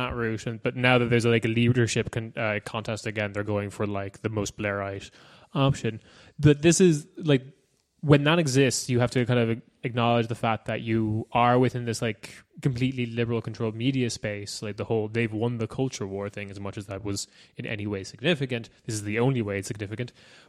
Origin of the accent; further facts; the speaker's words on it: Ireland; now in Germany; I live in Germany and I'm Irish. Please don't send me away.